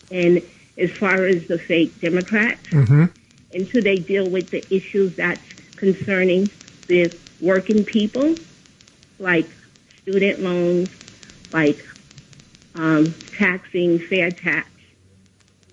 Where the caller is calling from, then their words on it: Queens, New York, United States; Hi, I'm calling from Queens.